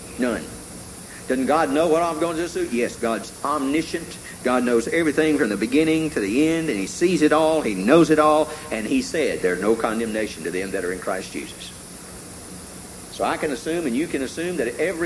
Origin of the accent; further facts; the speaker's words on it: Tennessee, United States; When I was growing up in Tennessee, I had an uncle who had a coon dog